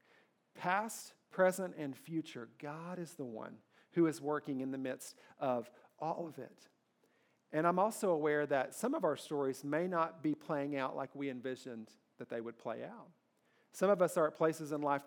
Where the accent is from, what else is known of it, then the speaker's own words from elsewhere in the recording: Kentucky, United States; I grew up in Kentucky